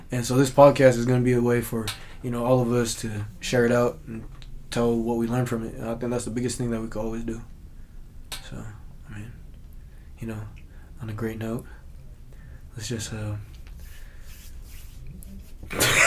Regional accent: Kent, Washington, United States; growing up in the Kent area, I feel like everybody used to say that word

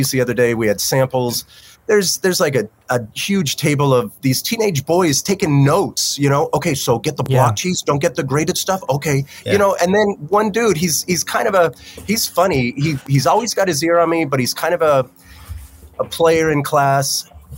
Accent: Newport, Rhode Island, United States; I grew up in the Newport, Rhode Island

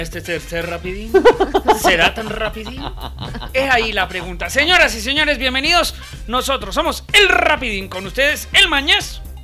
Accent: Colombia; mi tierra, Colombia

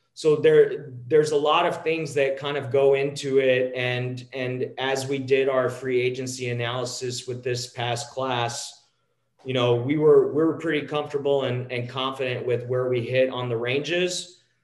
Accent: a small town outside of Dallas, Texas, United States; I grew up in a small town outside of uh, outside of Dallas, Texas.

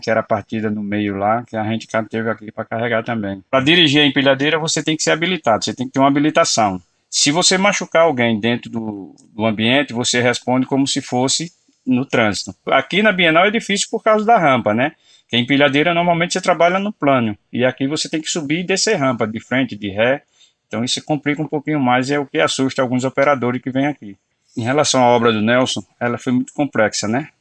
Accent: Pernambuco, Brazil; now in São Paulo, Brazil; sou pernambucano

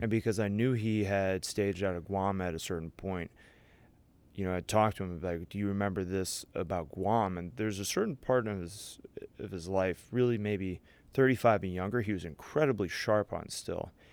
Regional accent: St. Louis, Missouri, United States; I grew up in Saint Louis, Missouri, went to Chaminade College Prep

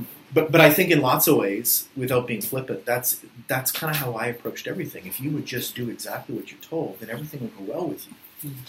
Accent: Philippines; And growing up in the Philippines was very difficult for me, which sounds reverse, but growing up as a white kid in sort of the late 80s, early 90s in the Philippines, it produced a lot of sort of confusion.

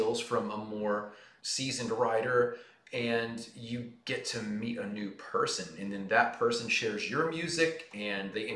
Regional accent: Nashville, Tennessee, United States; I'm from Nashville and been attached to the music industry in some form or fashion for as long as I've been alive

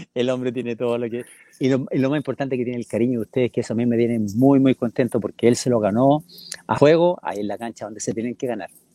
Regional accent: Rancagua, O'Higgins, Chile; moved away as an adult; also born or lived in São Paulo, Brazil / Monterrey, Mexico / China; Yo, yo nací en O'Higgins de Rancagua

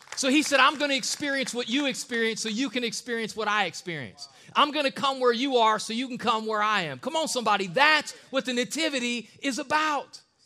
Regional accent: Akron, Ohio, United States; I'm from East Side of Akron

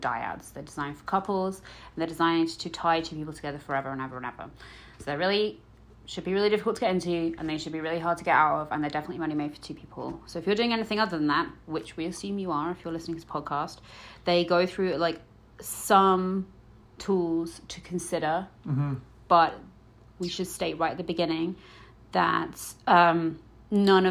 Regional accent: United Kingdom; I'm British

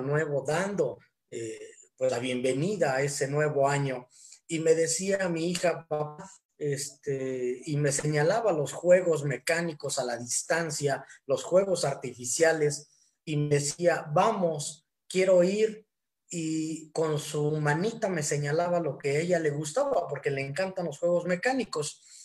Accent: Hidalgo, Mexico; now in Tequisquiac, Mexico; soy originario de Hidalgo, pero actualmente radico en Tequisquiac, Estado de México

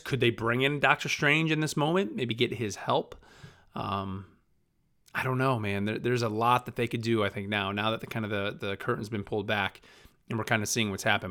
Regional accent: Rotterdam, New York, United States; moved away; my hometown of Rotterdam, New York, which is, you know, right outside Albany

